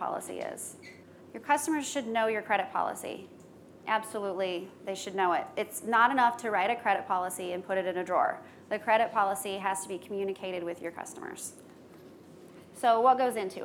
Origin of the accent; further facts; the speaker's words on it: Midwest, United States; I'm from the Midwest